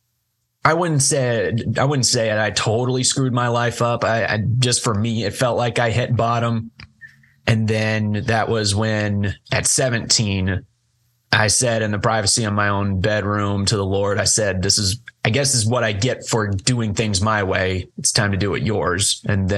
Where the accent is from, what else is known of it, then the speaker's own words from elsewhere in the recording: Kentucky, United States; also born or lived in Hopkinsville, Kentucky / Cadiz, Kentucky; I was born and raised in Hopkinsville for first 10 years of my life, then moved over to Katy's, which is only about 40 minutes west, I think. And then now I'm over in Murray, and I've never known living anywhere other than Kentucky